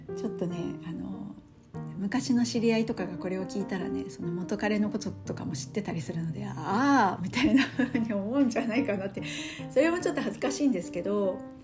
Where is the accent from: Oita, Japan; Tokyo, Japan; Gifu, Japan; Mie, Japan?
Gifu, Japan; moved away; 夫は愛知県で私岐阜県なんですよ